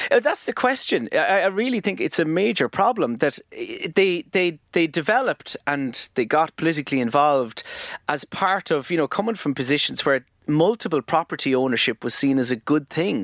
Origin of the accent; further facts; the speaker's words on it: Tramore, Munster, Ireland; I grew up in Tremor, yeah, in the, um, er, the nineteen eighties.